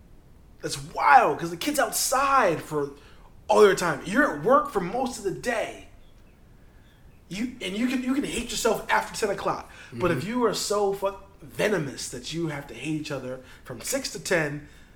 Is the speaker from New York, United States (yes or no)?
yes; New York, United States; As a New Yorker, you know, you're in the stoop.